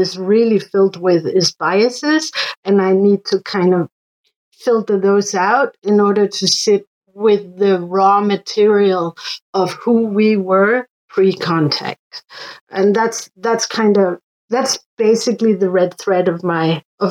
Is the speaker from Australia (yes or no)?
no; Northwest Greenland, Greenland; moved away; also born or lived in Denmark; I am from Northwest Greenland